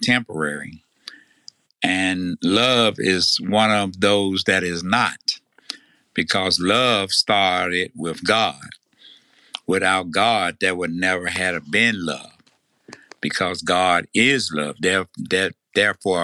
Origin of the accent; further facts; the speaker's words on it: Tennessee, United States; accent: Tennessee; my Tennessee accent